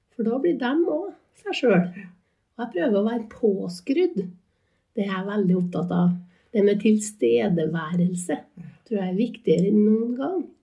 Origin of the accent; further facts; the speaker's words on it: Inderøy, Trøndelag, Norway; moved away as an adult; now in Trondheim, Norway; jeg vokste opp eh, på Underøya nærmere Sandvollan, eller Gangstadhaugen, sånn å komme akkurat der jeg vokste opp. Og jeg er en inntrønder